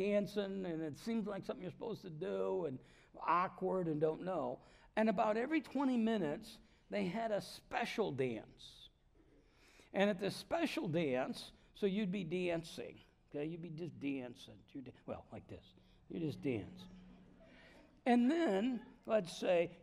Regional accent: Davenport, Iowa, United States; moved away; I'm from Davenport, Iowa

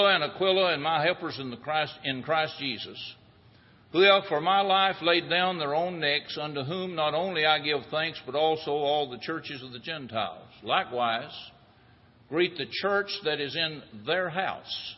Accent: United States; When I was growing up in Jackson County

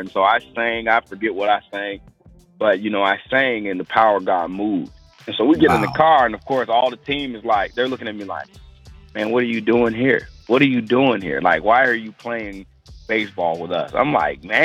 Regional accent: Maywood, Illinois, United States; also born or lived in Mount Carmel, Illinois; I'm actually from Maywood, Illinois. It's west side suburb of Chicago, Illinois.

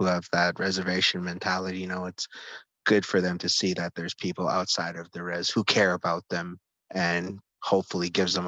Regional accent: Siksika Nation, Alberta, Canada; We're all from Six Gun Nation. We all grew up together, and we just kind of all found each other through all having an interest in music here in Six Gun

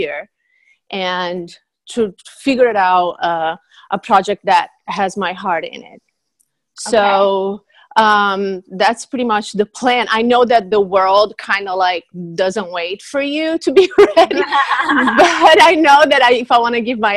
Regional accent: Brazil; moved away; I'm from Brazil

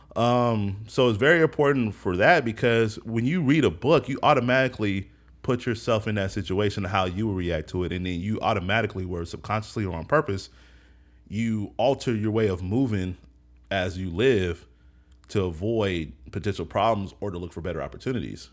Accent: Seattle, Washington, United States; I grew up in the Central District, first on Jenkins.

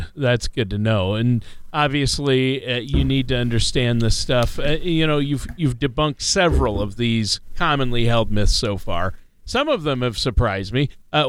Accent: Minnesota, United States; Of course, Minnesota, my home state's in there.

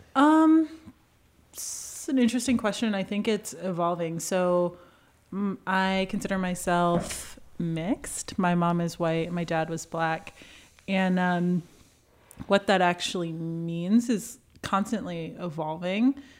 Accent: New York, United States; moved away as an adult; also born or lived in Boston / Washington; now in San Francisco, United States; I grew up in New York, about thirty miles northwest of New York City

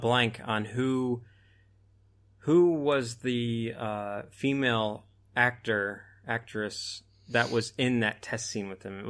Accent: United States; As Yankees, I don't think I can ever support that either.

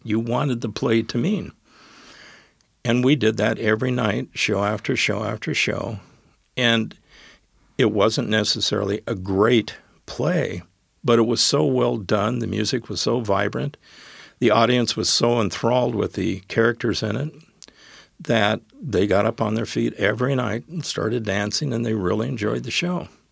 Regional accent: Wyoming, United States; moved away as an adult; also born or lived in Colorado / Gig Harbor, Washington; now in Tacoma, United States; when I moved back to my home state, which was Wyoming

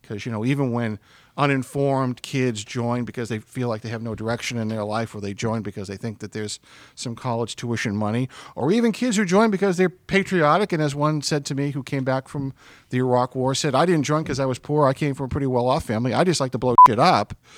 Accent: Stoughton, Massachusetts, United States; I grew up in a, uh, outside of Boston, my hometown of Stoughton

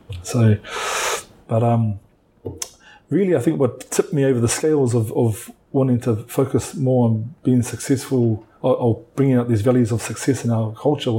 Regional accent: New Zealand; now in Hawaii, United States; I was a typical Māori boy growing up in a small rural town, rough as anything.

